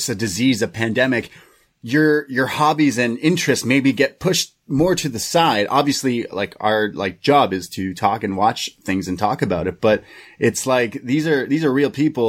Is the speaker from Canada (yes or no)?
yes; Canada; I'm Canadian